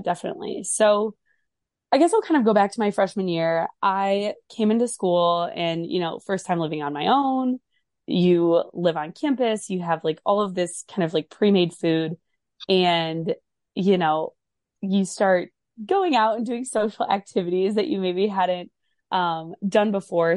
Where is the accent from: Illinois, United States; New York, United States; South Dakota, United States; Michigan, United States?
Michigan, United States; moved away as an adult; also born or lived in Ohio; I'm from Michigan originally